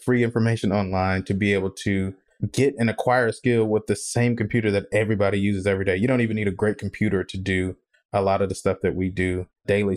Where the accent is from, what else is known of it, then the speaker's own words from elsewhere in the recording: Mississippi, United States; I'm from Mississippi